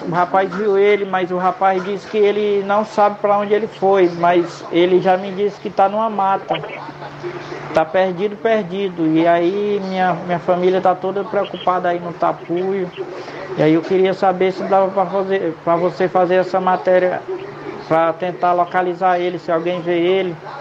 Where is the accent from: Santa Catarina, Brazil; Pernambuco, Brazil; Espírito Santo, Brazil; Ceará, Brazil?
Ceará, Brazil; Cariré; now in Rio de Janeiro, Brazil; Nós somos de Cariré